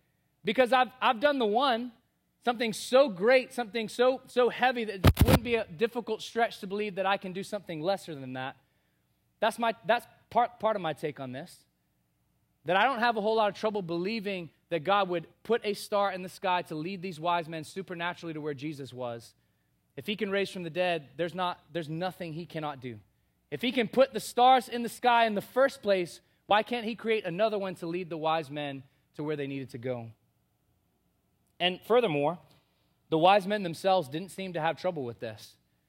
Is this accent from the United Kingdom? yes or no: no; Bahamas; I was born and raised in the Bahamas on a very small island with about 1,500 people.